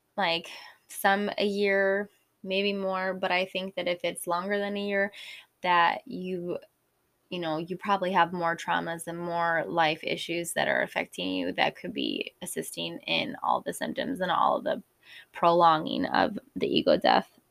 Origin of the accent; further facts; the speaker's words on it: Illinois, United States; I'm from the Midwest in Illinois